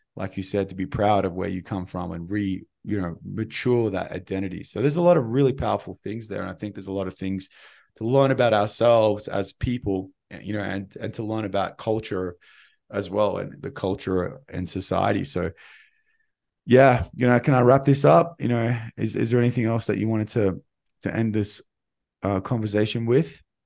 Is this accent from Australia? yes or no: yes; Australia; moved away; I'm an Australian